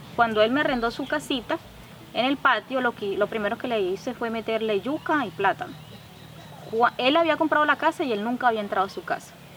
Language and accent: Spanish; La Mata, Cesar, Colombia; yo me crié aquí en La Mata, eh, después de Pelaya, ahí. Me crié como hasta los 10 años ahí con mis abuelos